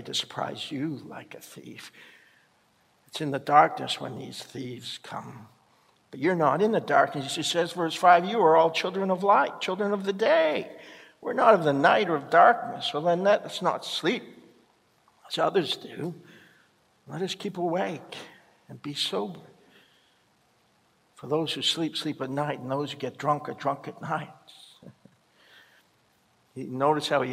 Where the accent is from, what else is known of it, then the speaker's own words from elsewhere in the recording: Canada; our own country